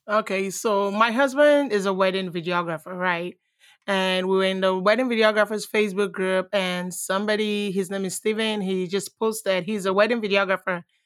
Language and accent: English; Nigeria; moved away as an adult; now in United States; I was born in Nigeria. I was raised partially, let's say I was raised in Nigeria.